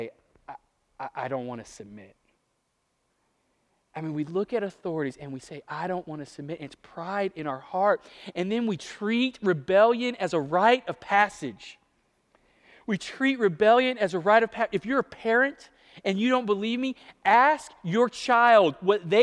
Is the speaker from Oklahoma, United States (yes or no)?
yes; Ponca City, Oklahoma, United States; moved away; going home for Thanksgiving to Ponca City, Oklahoma, where I grew up